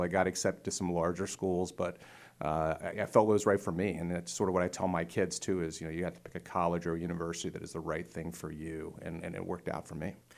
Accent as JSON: {"language": "English", "town": "Montoursville", "region": "Pennsylvania", "country": "United States", "tie": "born or raised there", "said": "I grew up in north central Pennsylvania, Lycoming County, a little town called Montoursville, Pennsylvania."}